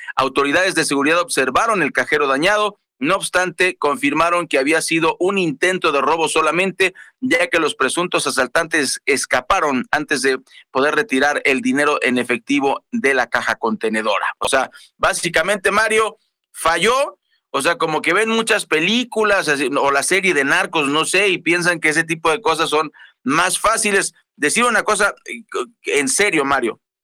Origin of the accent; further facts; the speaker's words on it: Mexico; Como buenos mexicanos tenemos un montón de cosas pirata